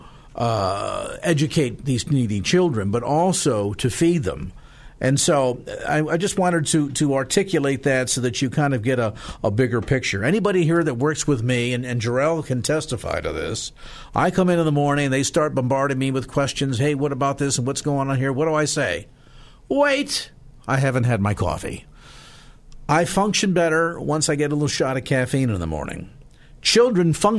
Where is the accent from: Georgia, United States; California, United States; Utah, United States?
California, United States; South San Francisco; South City. Hey, yeah. My hometown